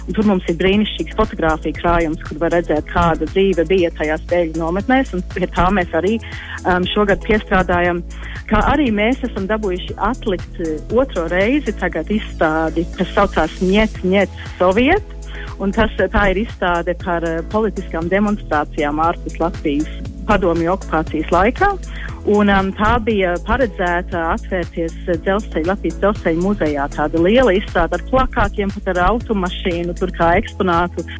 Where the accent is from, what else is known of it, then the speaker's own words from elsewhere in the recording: Queensland, Australia; moved away as an adult; also born or lived in Canada; now in Latvia; īstenībā es esmu uzaugusi Austrālijā, jo tēvs jau strādāja universitātē Austrālijā, Kvinslendē, un tur es arī uzaugu